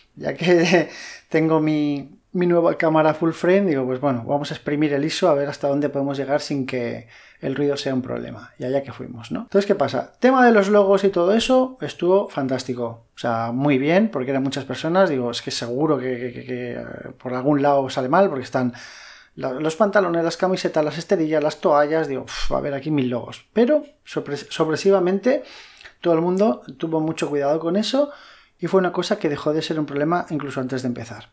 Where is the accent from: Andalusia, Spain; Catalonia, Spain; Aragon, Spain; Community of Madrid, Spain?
Community of Madrid, Spain; Madrid; now in Valencia, Spain; yo no soy de Valencia, eh, yo soy de Madrid y cuando me vine a vivir aquí